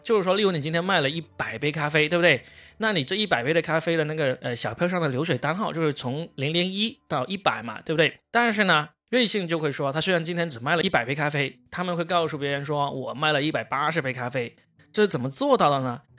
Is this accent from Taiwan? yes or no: no; China; 我们中国人